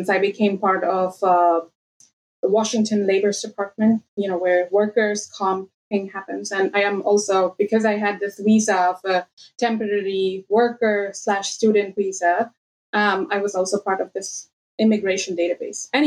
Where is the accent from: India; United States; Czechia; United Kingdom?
India; moved away as an adult; so I moved early 2016 out of India. I grew up in India. Uh, my dad was in a bank, work used to work in a bank, and used to move throughout the country every two years.